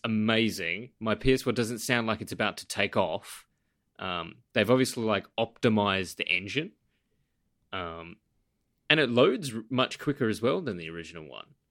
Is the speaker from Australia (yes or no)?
yes; Western Australia, Australia; I travel a lot now back in Western Australia in my home state. I'm not quite in my home city